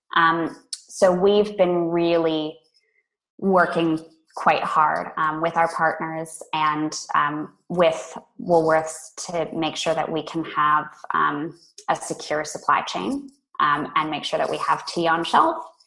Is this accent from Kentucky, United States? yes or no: no; California, United States; moved away as an adult; now in Australia; I grew up in California originally